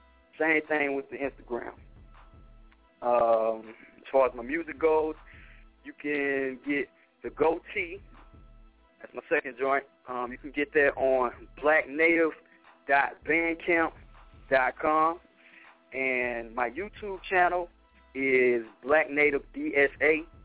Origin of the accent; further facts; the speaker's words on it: Alabama, United States; also born or lived in Korea; So, first of all, I'm from Alabama, like I said, right?